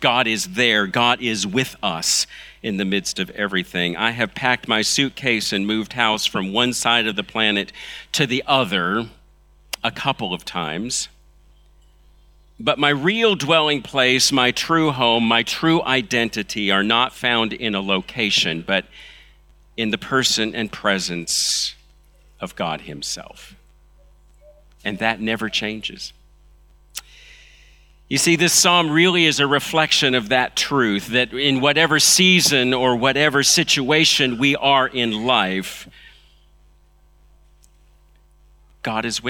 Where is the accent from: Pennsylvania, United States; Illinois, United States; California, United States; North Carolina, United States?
California, United States; Los Angeles; moved away; also born or lived in China; I'm from Los Angeles. That's where I was born